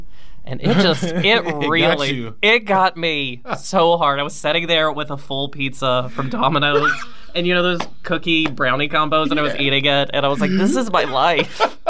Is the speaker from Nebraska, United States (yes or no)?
no; Virginia, United States; moved away; my hometown in Virginia